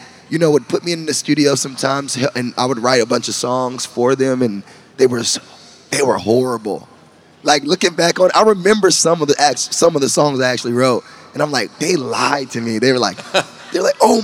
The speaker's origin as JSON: {"language": "English", "town": "Rockingham", "region": "North Carolina", "country": "United States", "also_born_or_lived": "Columbus, Georgia", "moved": "yes", "lives_now": "Nashville, United States", "said": "I'm originally from North Carolina."}